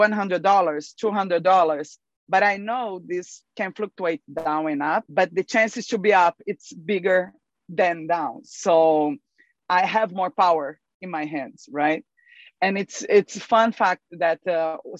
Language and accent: English; Brazil; I'm from Brazil